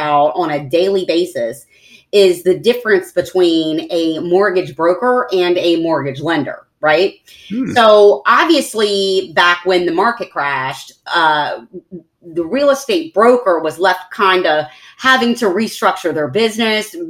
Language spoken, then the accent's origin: English; Maryland, United States; now in Southwest Florida, United States; Maryland is where I grew up. It's my hometown.